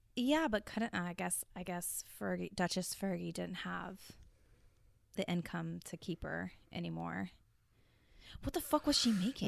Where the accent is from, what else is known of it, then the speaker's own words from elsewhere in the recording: United States; I'm too American